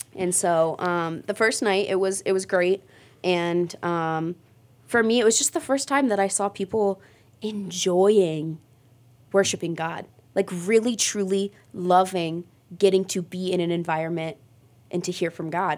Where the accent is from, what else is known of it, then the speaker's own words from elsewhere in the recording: Mogadore, Ohio, United States; I grew up in Mogador.